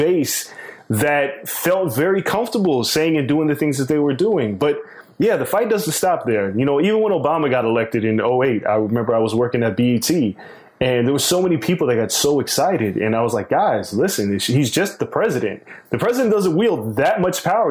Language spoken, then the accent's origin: English; New York, United States; I grew up in New York as a pro wrestling fan, as a little kid.